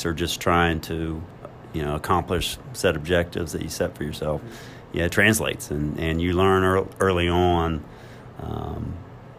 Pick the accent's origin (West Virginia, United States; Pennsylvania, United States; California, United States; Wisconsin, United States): West Virginia, United States; Ripley; growing up in Ripley with the family who loved me